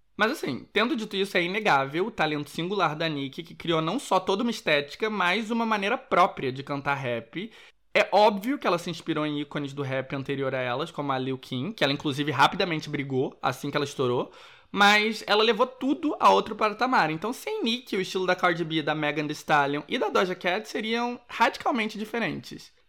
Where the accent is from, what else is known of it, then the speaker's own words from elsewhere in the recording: Rio de Janeiro, Brazil; moved away; como bom carioca